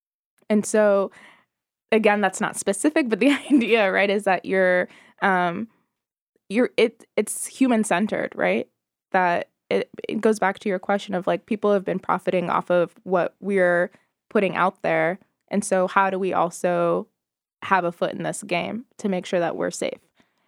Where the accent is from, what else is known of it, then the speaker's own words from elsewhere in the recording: Nevada, United States; Maybe. I'm so bad with following my home state.